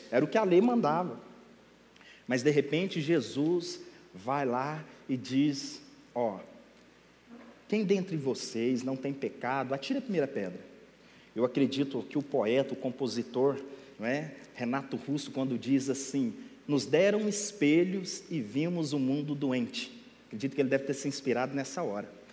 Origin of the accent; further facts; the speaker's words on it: Minas Gerais, Brazil; eu sou mineiro, uai. E lá a nossa comida é bem peculiar